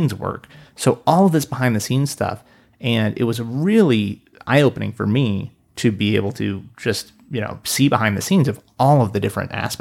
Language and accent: English; Reno, Nevada, United States; also born or lived in Portland; I grew up here in Reno, then moved away, and I lived in Portland for a few years